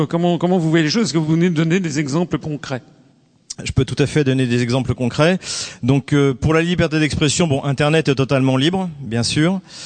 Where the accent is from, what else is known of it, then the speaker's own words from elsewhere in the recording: France; je suis français et donc de formation française, je suis même un pur produit des écoles françaises